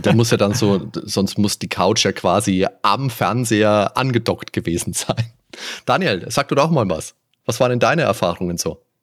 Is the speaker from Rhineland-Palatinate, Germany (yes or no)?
no; Veitshöchheim, Bavaria, Germany; bin damals in Veitshöchheim zur Schule gegangen.